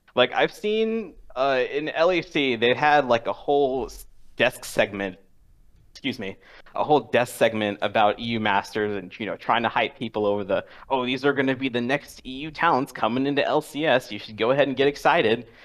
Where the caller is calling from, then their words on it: Washington, District of Columbia, United States; calling from D C